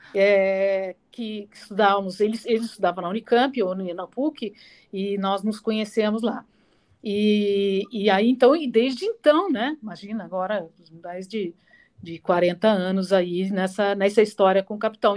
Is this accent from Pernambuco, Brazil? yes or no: no; Pouso Alegre, Minas Gerais, Brazil; moved away as an adult; now in São Paulo, Brazil; eu sou mineira lá de Pouso Alegre, de Minas, né? É, sul de Minas, aliás, e cidade bacana, pequenininha, mas me formei, cresci lá, né? Até os 18 anos